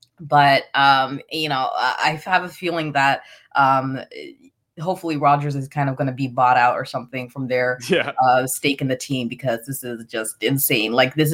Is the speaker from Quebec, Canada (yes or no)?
no; Toronto, Ontario, Canada; as someone who was born and raised in Toronto